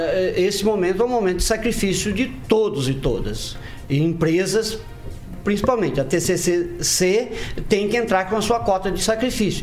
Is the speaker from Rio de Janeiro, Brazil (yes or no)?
no; Maringá, Paraná, Brazil; eu nasci aqui em Maringá